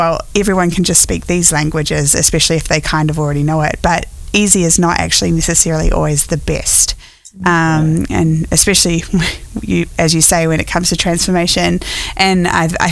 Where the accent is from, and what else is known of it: New Zealand; born or raised there; now in United States